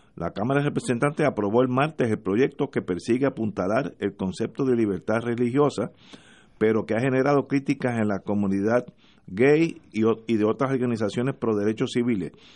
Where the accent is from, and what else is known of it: Puerto Rico; also born or lived in United States